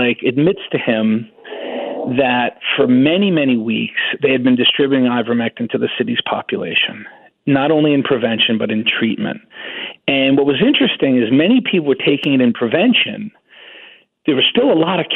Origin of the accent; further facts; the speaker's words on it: New York, United States; also born or lived in Wisconsin; I'm a New Yorker, and I actually resigned from the University of Wisconsin to go back to New York